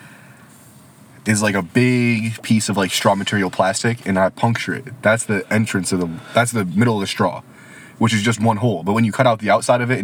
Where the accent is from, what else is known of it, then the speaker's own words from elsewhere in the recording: United States; today we have something to be proud of as Americans